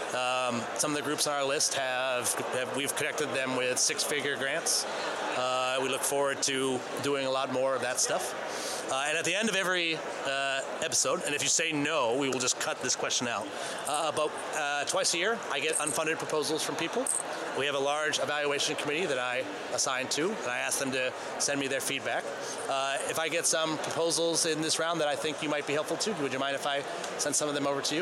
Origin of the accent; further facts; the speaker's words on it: Maine, United States; I'm from Maine